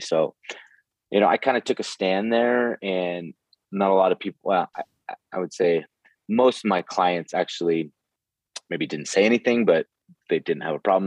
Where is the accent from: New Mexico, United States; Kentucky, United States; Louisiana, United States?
New Mexico, United States; Santa Fe; moved away as an adult; I I'm from Santa Fe, New Mexico, originally um, in the United States, and I lived here uh, till I was about 23.